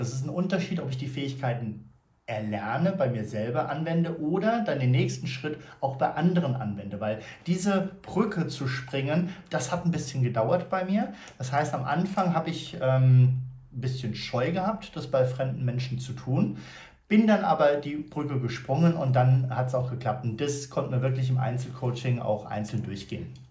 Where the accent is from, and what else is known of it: Frankfurt, Hesse, Germany